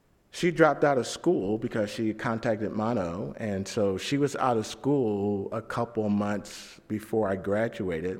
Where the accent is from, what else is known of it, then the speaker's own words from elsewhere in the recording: St. Louis, Missouri, United States; I was from St. Louis